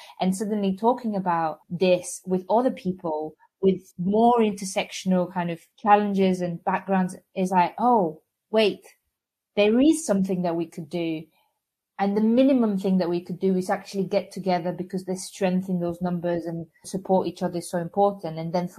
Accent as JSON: {"language": "English", "country": "Algeria", "tie": "born or raised there", "also_born_or_lived": "Bulgaria / Tunisia / Spain / France", "said": "I was born in Bulgaria and grew up in North Africa, Algeria, and Tunisia before moving to Spain, where, as I normally say, I became a person there because it was by teens."}